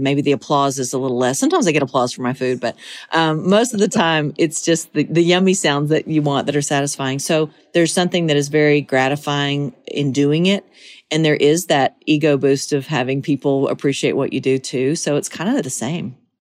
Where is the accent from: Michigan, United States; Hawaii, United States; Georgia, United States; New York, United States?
Georgia, United States; Monticello; moved away as an adult; now in Tennessee, United States; so it really is my hometown forever. I'll always be from Monticello, Georgia.